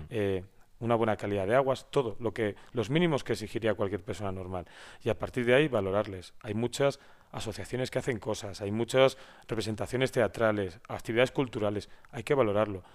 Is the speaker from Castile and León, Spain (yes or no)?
yes; Valladolid, Castile and León, Spain; also born or lived in Madrid; now in San Esteban de Gormaz, Spain; yo no soy de San Esteban, mi mujer es de San Esteban, yo soy de Valladolid